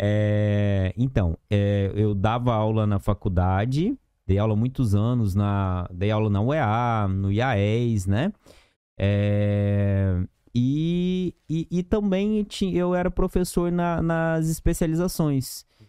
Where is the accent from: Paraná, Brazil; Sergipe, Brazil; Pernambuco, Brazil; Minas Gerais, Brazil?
Minas Gerais, Brazil; Itamogi; moved away as an adult; also born or lived in Franca, São Paulo / Araras, São Paulo; now in Manaus, Brazil; Eu sou de uma pequena cidade do interior de Minas, que é o sul de Minas Gerais, chamada de Itamogi